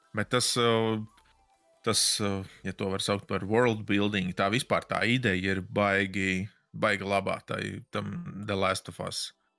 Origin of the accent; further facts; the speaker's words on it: Latvia; es esmu no Latvijas